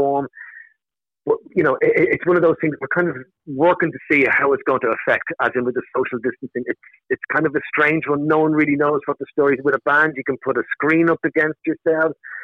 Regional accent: Ireland; we're Irish

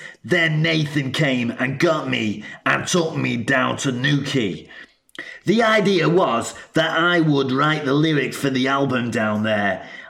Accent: Salford, North West England, United Kingdom; I'm from Salford. I grew up eating tongue and tripe, so veal wouldn't have bothered me.

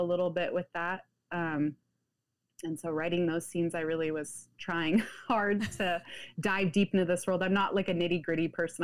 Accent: Pacific Northwest, United States; I grew up in the United States, the Pacific Northwest to be specific

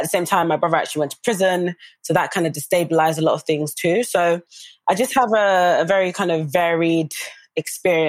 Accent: London, United Kingdom; also born or lived in Hackney / Dagenham / Nottingham / Florida; now in Essex, United Kingdom; I grew up in East London, which is obviously a very diverse area and community

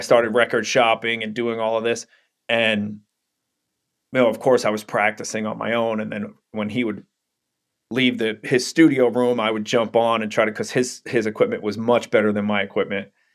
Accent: New York City, New York, United States; I grew up in Brooklyn, New York

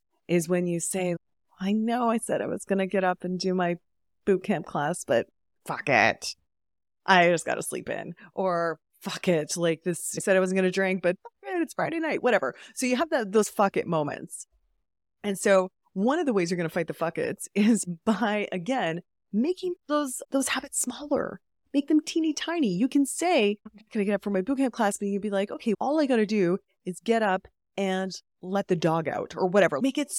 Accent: Calgary, Alberta, Canada; Oh, all over Canada, but Calgary, Alberta.

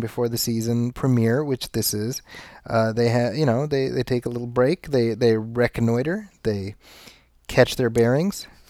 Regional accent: Chicago, Illinois, United States; I grew up in Chicago

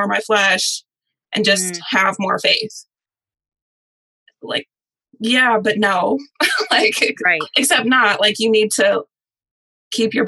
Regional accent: Michigan, United States; now in Nashville, United States; I'm originally from Michigan, which is why I don't have a Southern accent.

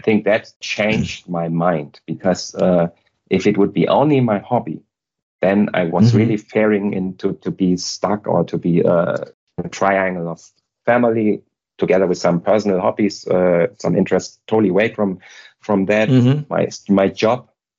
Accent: Hamburg, Germany; moved away as an adult; now in Munich, Germany; I'm now based in Munich, and I live outside of Munich. But I'm originally from Hamburg, so from totally... The upper north. And there I've grown up and lived there for 36 years. So I moved to the Munich region 11 years back only.

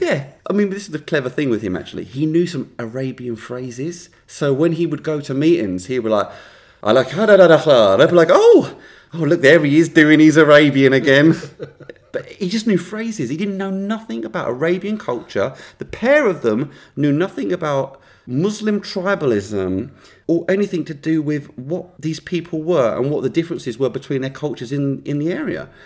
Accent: United Kingdom

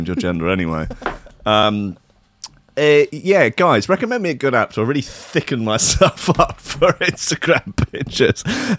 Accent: Brighton, South East England, United Kingdom; That is my hometown.

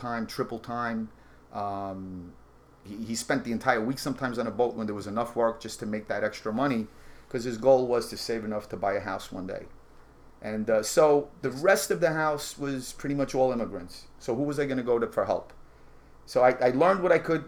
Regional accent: New York City, New York, United States; I was born in Brooklyn

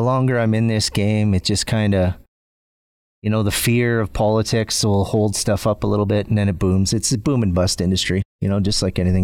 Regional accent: Northern Ontario, Canada; now in Red Deer, Canada; grew up in Northern Ontario, Canada

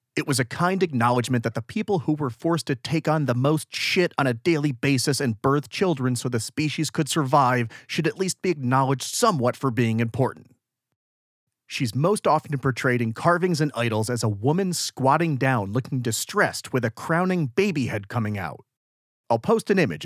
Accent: United States; I'm from America.

